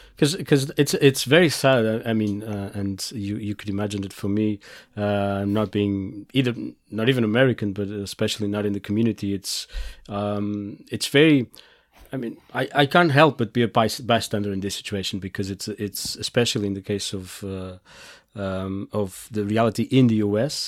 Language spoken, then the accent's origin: English; Portugal; I come from Portugal